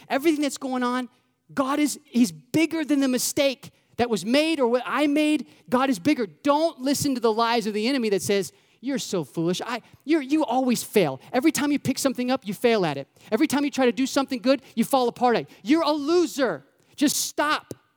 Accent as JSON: {"language": "English", "region": "Florida", "country": "United States", "moved": "yes", "lives_now": "Indiana, United States", "said": "I'm from Florida"}